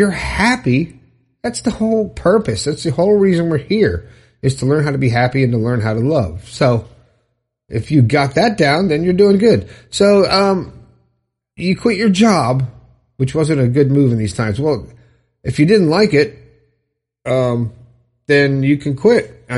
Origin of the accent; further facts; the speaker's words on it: Romania; now in Isle of Man; I am from Romania, but I recently moved to the Isle of Man, to be close to my sisters and friends, and I'm very happy to be here.